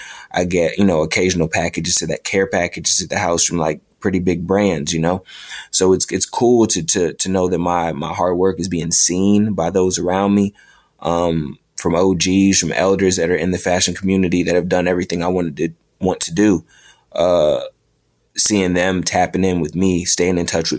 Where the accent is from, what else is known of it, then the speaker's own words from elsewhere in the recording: New York, United States; I've been blessed to have 3 pop-up shops, all of them in my home state of New York.